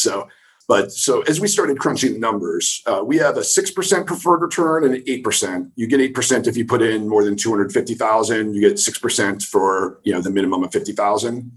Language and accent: English; New Jersey, United States; moved away as an adult; also born or lived in Rochester, New York / New York City; I'm from New Jersey originally